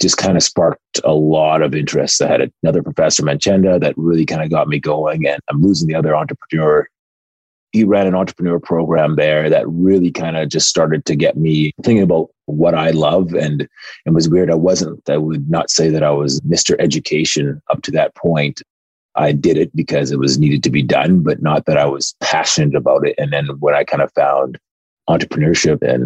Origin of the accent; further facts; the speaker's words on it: Winnipeg, Manitoba, Canada; also born or lived in Edmonton, Canada / United States; I was born in Edmonton, but I consider myself raised in Winnipeg. I've lived the majority of my life here in Winnipeg